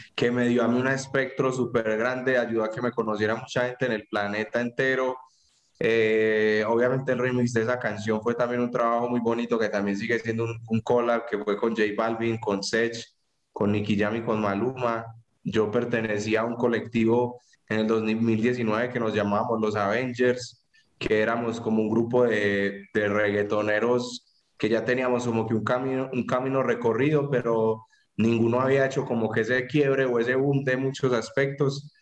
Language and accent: Spanish; Paisa, Antioquia, Colombia; como buen paisa enredador